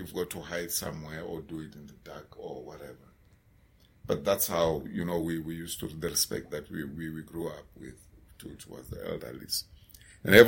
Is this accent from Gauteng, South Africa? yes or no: yes; Johannesburg, Gauteng, South Africa; I was born and I grew up in a place called Tladi in Soweto.